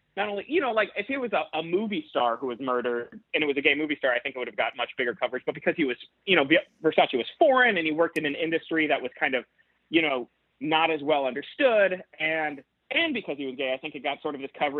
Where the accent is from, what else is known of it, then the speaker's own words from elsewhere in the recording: South Florida, United States; I grew up in South Florida